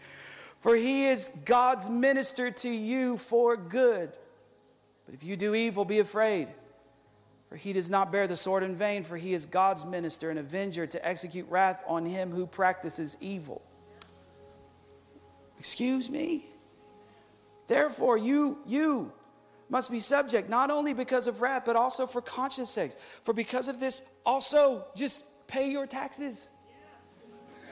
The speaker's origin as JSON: {"language": "English", "country": "United States", "said": "as American Christians"}